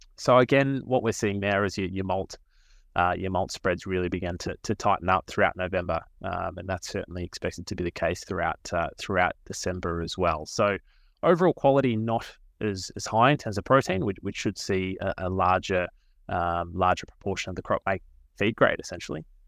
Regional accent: Australia; I'm from the Mallee region, um, so kind of grew up around agriculture

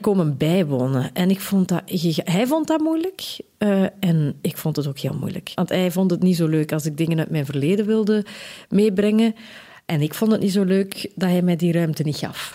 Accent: Belgium; Ik kom uit de Kempen

